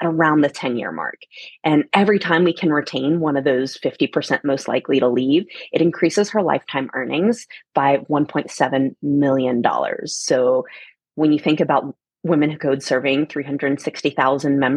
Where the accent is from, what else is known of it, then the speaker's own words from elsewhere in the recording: Atlanta, Georgia, United States; moved away as an adult; also born or lived in Germany / San Francisco; I come from Atlanta, Georgia